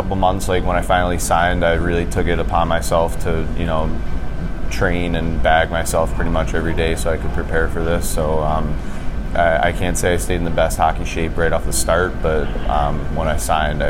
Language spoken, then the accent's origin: English; Maryland, United States; I'm from Maryland, and so being from Maryland, you kind of have to play lacrosse at some point in your life.